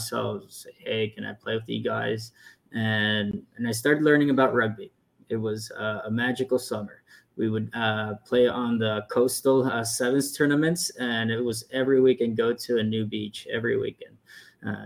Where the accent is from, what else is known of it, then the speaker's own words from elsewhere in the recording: El Paso, Texas, United States; moved away as an adult; also born or lived in Atlanta, Georgia; I grew up on the border between El Paso, Texas, and Mexico